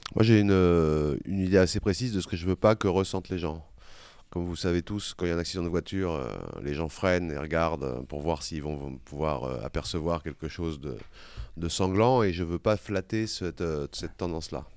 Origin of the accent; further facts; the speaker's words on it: Vitry-sur-Seine, Île-de-France, France; moved away as an adult; also born or lived in Paris; now in Corsica, France; je suis né à Paris. J'ai, j'ai, je suis resté à Vitry-sur-Seine jusqu'à, jusqu'à l'âge de vingt ans, avant de revenir, euh, m'installer ici